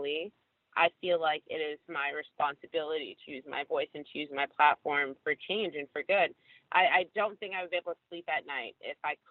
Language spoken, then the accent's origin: English; Maplewood, New Jersey, United States; I grew up in Maplewood my whole life